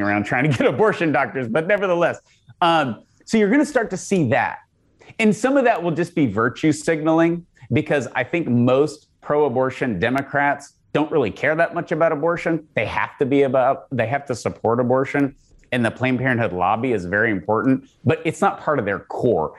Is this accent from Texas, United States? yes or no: yes; Texas, United States; as a Texan